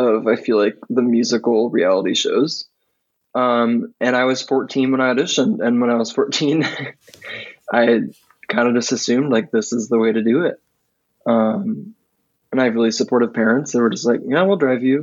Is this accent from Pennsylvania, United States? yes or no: no; Springfield, Missouri, United States; moved away as an adult; also born or lived in Kansas City; now in Nashville, United States; I was born in Kansas City, but I grew up in Springfield, Missouri.